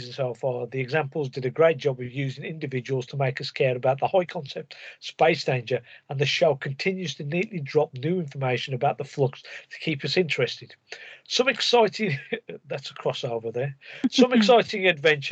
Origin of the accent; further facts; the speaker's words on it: United Kingdom; We're British